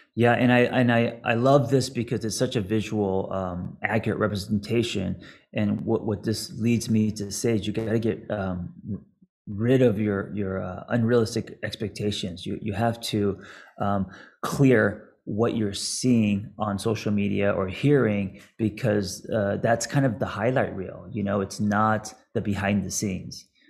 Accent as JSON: {"language": "English", "town": "Los Angeles", "region": "California", "country": "United States", "tie": "born or raised there", "said": "me growing up in Los Angeles skating"}